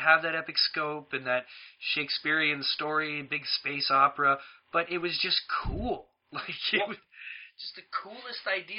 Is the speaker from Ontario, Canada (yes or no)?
yes; Toronto, Ontario, Canada; I'm actually leaving my hometown of Toronto